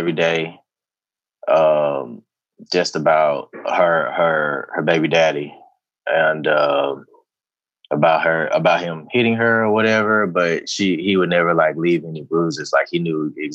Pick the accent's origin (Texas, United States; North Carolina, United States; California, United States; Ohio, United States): Texas, United States; Houston; I'm from the Northeast side of Houston. So I chose this area on purpose because I grew up there